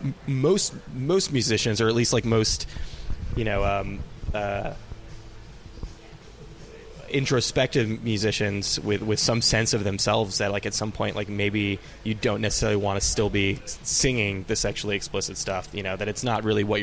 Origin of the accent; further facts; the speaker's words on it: East Bay, California, United States; I grew up in the East Bay